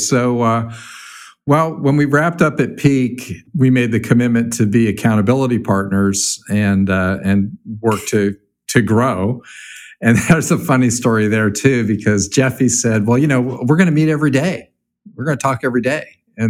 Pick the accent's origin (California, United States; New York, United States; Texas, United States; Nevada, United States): California, United States; And for those of you that don't know, I used to live in San Diego for a while. So I grew up in California. So I know that weather.